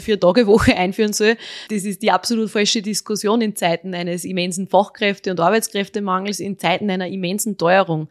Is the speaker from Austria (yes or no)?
yes; Austria; born or raised there